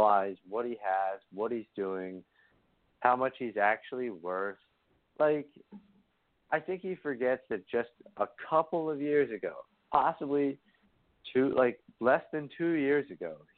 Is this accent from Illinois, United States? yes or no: no; Bristol, Pennsylvania, United States; I grew up in Bristolboro, Pennsylvania, in Bucks County, which is like a half an hour north of Philadelphia